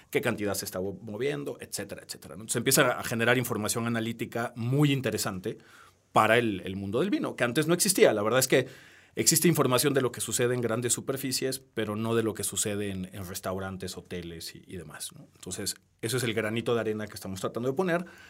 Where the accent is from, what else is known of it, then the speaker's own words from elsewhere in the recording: Peru; now in Mexico; soy peruano, nací en Perú